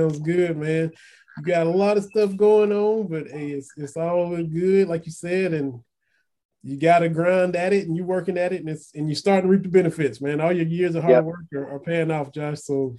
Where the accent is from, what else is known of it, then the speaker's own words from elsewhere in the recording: Harlan County, Kentucky, United States; moved away; I'm from Harlan County.